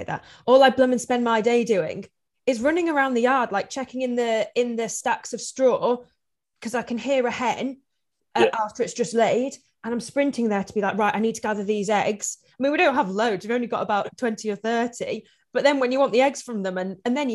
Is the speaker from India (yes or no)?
no; Yorkshire and the Humber, United Kingdom; I'm from Yorkshire